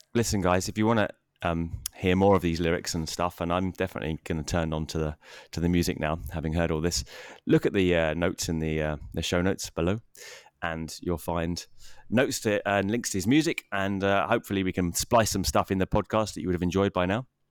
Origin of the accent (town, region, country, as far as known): England, United Kingdom